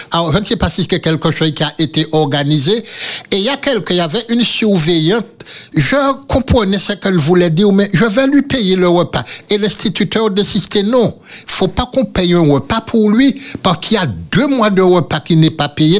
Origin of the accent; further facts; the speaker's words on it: Le Prêcheur, Martinique; Et quand j'ai revu là, là où j'ai grandi